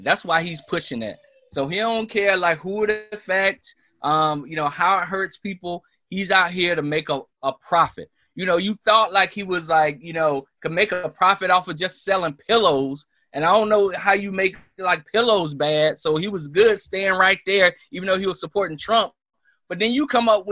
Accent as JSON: {"language": "English", "region": "the South", "country": "United States", "tie": "born or raised there", "said": "I grew up in the South"}